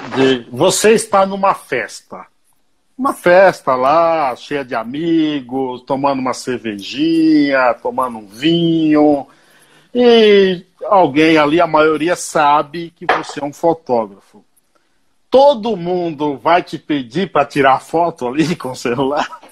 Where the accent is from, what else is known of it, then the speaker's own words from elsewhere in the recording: Paiaiá, Bahia, Brazil; O Paiaiá, que dá nome a esse programa, é um povoado, um vilarejo na Bahia, onde eu nasci